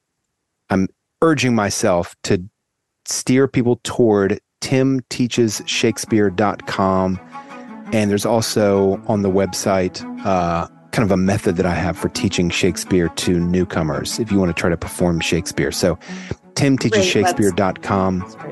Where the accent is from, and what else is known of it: United States